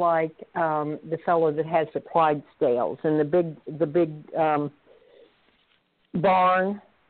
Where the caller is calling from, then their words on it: Oklahoma, United States; I'm calling from Oklahoma.